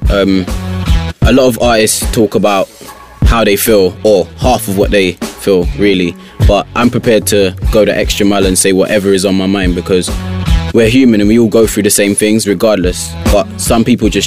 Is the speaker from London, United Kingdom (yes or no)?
yes; Mitcham, London, United Kingdom; I reside in from Mitcham, born and bred. Yeah, South London